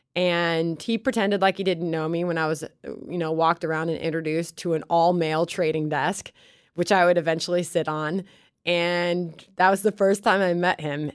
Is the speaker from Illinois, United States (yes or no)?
yes; Chicago, Illinois, United States; moved away as an adult; also born or lived in Baton Rouge, Louisiana / New York; I grew up in Chicago